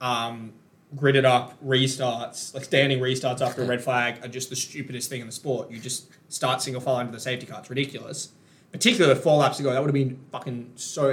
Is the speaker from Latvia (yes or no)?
no; Queensland, Australia; me as a Queenslander